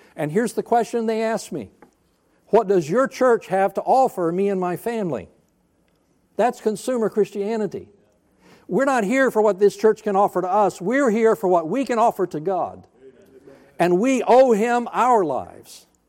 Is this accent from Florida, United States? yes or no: yes; Florida, United States; also born or lived in North Alabama; I grew up, I was born in Alabama, North Alabama. I'm a hillbilly by birth. We moved to Florida when I was seven years old, and I became a redneck